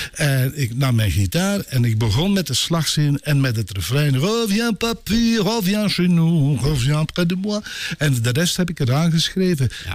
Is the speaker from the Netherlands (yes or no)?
no; Brakel, Flanders, Belgium; also born or lived in Vollezele / Ninove; Mijn vader was van Vollezelen, mijn moeder was van Brakel